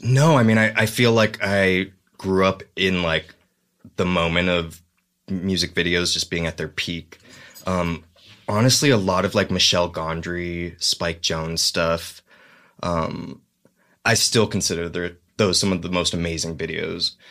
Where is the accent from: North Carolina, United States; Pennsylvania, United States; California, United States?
California, United States; the Valley; also born or lived in Los Angeles; now in North Hollywood, United States; I grew up in the Valley